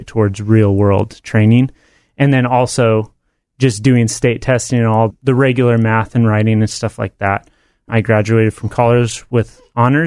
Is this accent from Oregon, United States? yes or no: yes; Bend, Oregon, United States; now in Salem, United States; I grew up in Bend, Oregon